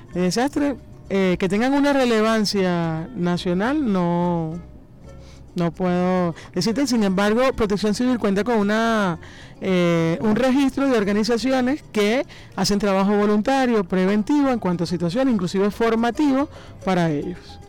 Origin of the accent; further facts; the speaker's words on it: Venezuela; nosotros como venezolanos